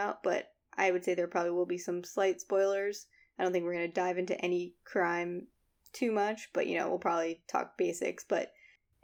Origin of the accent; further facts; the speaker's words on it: Northern Virginia, United States; we grew up in Northern Virginia where there's like a bunch of old shit everywhere